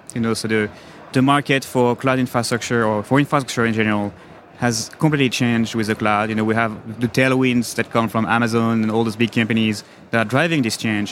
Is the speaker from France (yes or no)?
yes; France; accent: French; moved away as an adult; now in New York, United States; Grew up in France, moved to the US in 1999